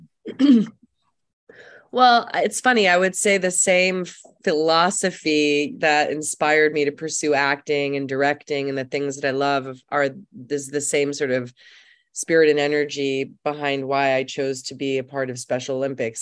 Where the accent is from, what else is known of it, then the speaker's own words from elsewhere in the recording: Germany; moved away; I'm from Germany. Uh, I was born there